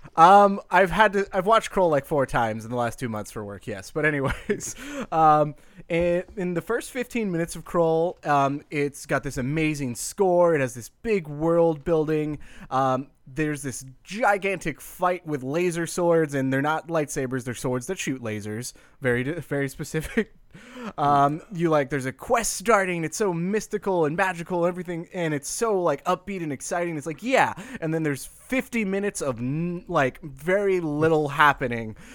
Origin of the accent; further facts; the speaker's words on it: Bay Area, California, United States; I grew up in the Bay Area